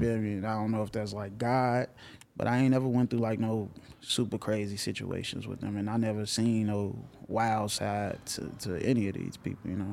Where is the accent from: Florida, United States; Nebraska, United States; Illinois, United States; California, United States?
Illinois, United States; Chicago; growing up in Chicago.